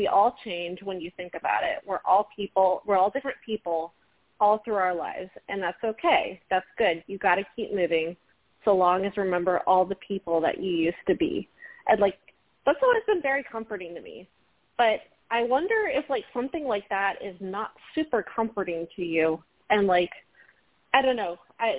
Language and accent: English; Virginia, United States; I'm from Northern Virginia.